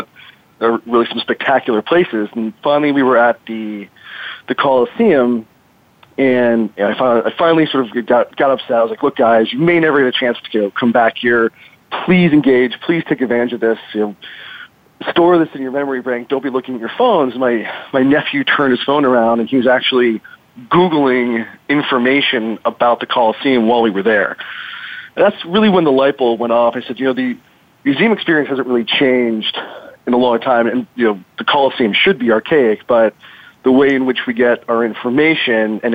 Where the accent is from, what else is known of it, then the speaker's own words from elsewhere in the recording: Chicago, Illinois, United States; now in San Diego, United States; I'm originally from Chicago, live in San Diego now